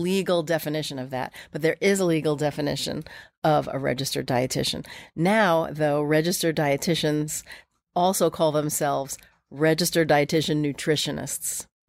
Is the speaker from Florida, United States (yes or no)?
no; New York, United States; I grew up here in New York